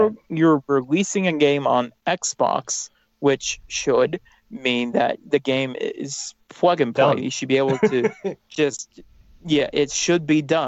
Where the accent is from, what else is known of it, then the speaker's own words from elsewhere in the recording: United States; I'm the American on the show